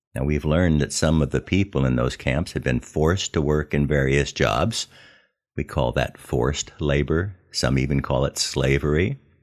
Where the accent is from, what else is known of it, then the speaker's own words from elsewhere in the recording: Southern California, United States; I was raised in Southern California